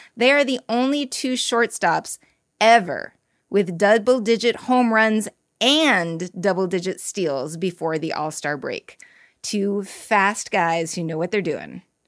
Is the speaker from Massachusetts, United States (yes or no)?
yes; Boston, Massachusetts, United States; I am from Boston